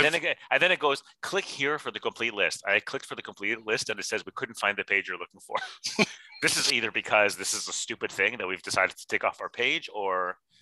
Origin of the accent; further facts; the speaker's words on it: Canada; I'm Canadian, I'm a proud Canadian